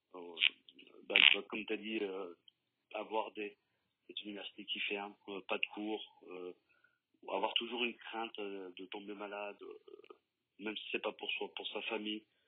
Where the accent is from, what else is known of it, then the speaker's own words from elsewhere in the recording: Lyon, Auvergne-Rhône-Alpes, France; Et nos parents, ils sont arrivés ici et on a grandi on a et on aime cette ville, on aime cette ville de cœur, on, on l'aime réellement parce qu'on est lyonnais